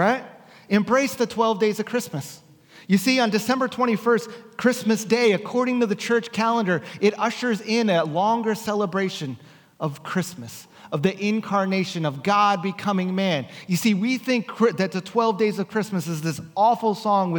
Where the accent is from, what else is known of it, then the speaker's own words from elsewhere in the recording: New Jersey, United States; now in West Coast, United States; growing up in New Jersey, our street would look like this